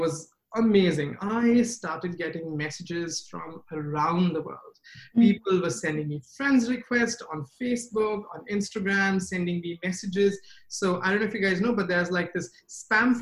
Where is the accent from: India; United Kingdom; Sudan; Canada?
India; moved away as an adult; now in United States; When I was in India, I grew up in India